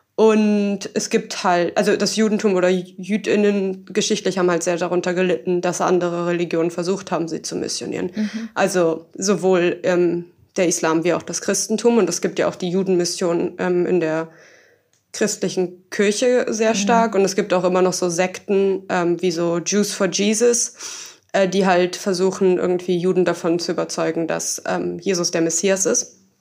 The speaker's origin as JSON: {"language": "German", "region": "Berlin", "country": "Germany", "said": "ich komme halt auch aus Berlin"}